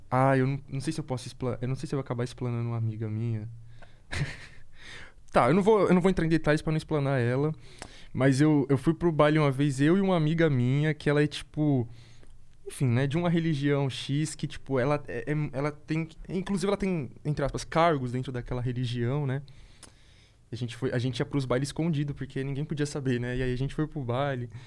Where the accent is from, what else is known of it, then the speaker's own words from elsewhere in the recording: Jundiaí, São Paulo, Brazil; moved away as an adult; now in São Paulo, Brazil; eu nasci em Jundiaí